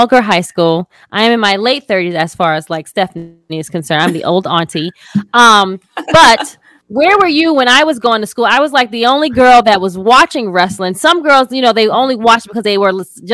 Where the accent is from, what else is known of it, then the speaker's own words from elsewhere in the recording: New York, United States; where I'm from New York